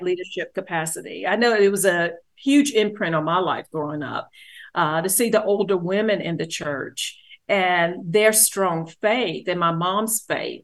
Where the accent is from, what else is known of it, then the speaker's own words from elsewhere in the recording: Greensboro, North Carolina, United States; also born or lived in Charlotte, North Carolina; I grew up was born in Greensboro